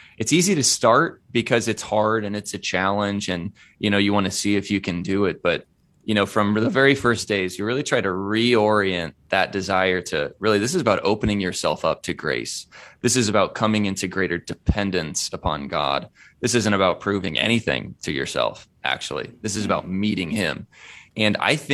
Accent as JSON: {"language": "English", "region": "Indiana", "country": "United States", "said": "I'm from Indiana, which is a little milder"}